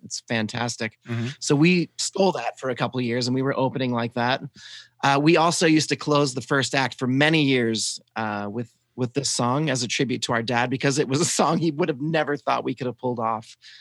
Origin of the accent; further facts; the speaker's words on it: the South, United States; I was raised in the South and I'm just trying to cover up my accent